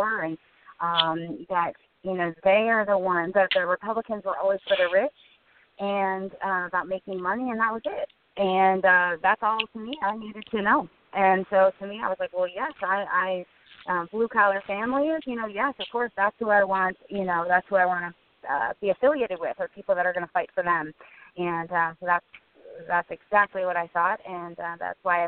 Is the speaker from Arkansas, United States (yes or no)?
no; Illinois, United States; my whole life growing up in Illinois